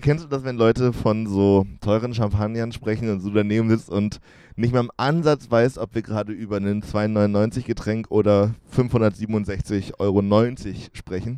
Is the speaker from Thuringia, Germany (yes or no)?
yes; Jena, Thuringia, Germany; Ich bin ja in Jena groß geworden